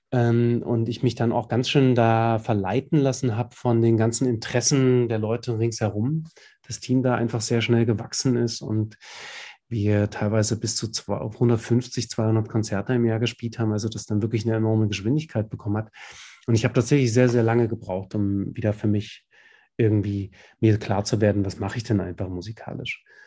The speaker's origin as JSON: {"language": "German", "town": "Dresden", "region": "Saxony", "country": "Germany", "tie": "born or raised there", "said": "aus meinem Kiez, wo ich groß geworden bin in Dresden"}